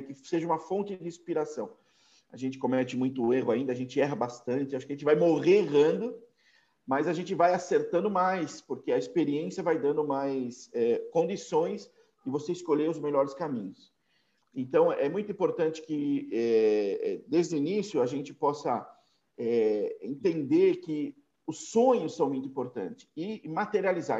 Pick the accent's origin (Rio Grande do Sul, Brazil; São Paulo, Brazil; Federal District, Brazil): São Paulo, Brazil; Eu sou paulistano também, de São Paulo, mas um cidadão do mundo também